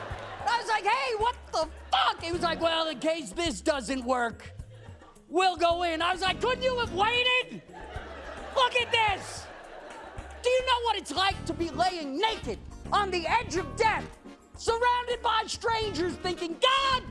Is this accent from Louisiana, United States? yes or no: no; New York City, New York, United States; I grew up in Brooklyn